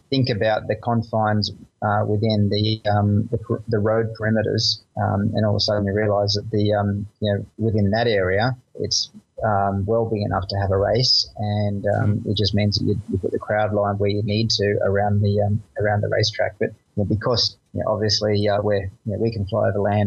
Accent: Australia; another Aussie motorsport champion

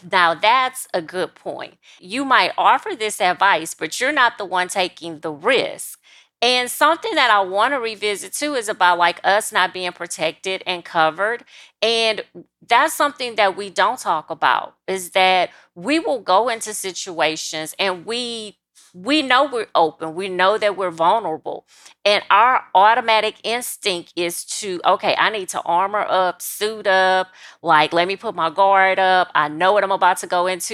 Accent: South Louisiana, United States; South Louisiana. So I'm sixty miles outside of New Orleans and thirty miles from the state capital of Louisiana, which is Baton Rouge

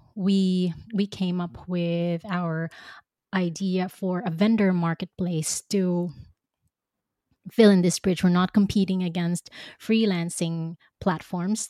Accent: Philippines; moved away as an adult; now in Belgium; I grew up in the Philippines

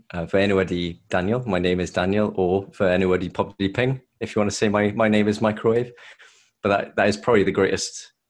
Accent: Swansea, Wales, United Kingdom; accent: Welsh; moved away as an adult; now in London, United Kingdom; No, I'm from Swansea originally, but moved to London around 5 years ago. So okay. There's a little bit of a Welsh accent left

